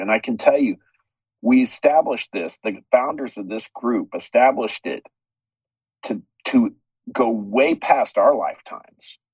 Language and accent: English; United States; we as American citizens